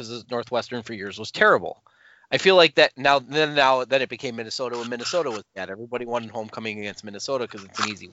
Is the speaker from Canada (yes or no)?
no; England, United Kingdom; now in United States; As an English expat